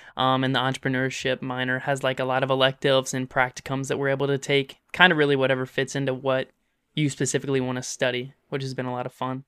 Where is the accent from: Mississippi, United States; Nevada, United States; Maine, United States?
Mississippi, United States; Olive Branch; also born or lived in Memphis, Tennessee; we moved into Mississippi